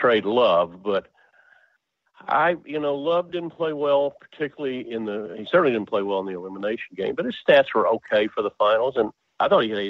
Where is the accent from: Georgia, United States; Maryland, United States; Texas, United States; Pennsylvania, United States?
Texas, United States; now in Cleveland, United States; I'm originally from Texas